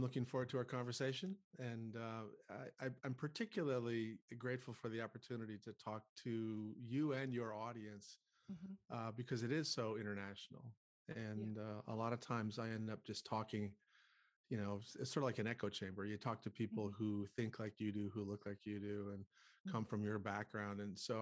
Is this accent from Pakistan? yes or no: no; North Dakota, United States; I grew up in North Dakota, which is a very rural state in the U.S.